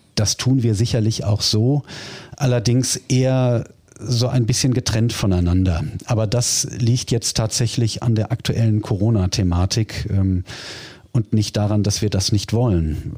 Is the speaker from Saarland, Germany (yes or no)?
no; Duisburg, North Rhine-Westphalia, Germany; Ich bin ja gebürtiger Duisburger